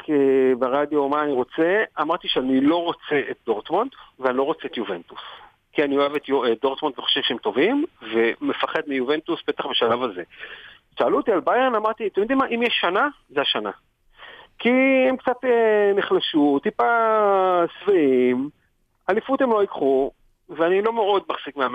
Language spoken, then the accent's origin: Hebrew; Israel; אז באמת לי מפרט, אני אומר, מישראל, וזה פה ושם.